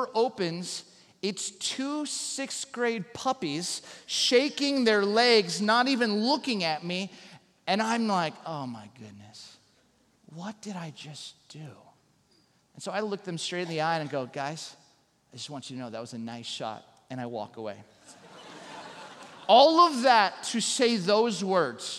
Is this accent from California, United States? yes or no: yes; Southern California, United States; moved away; also born or lived in Chicago; growing up in Southern California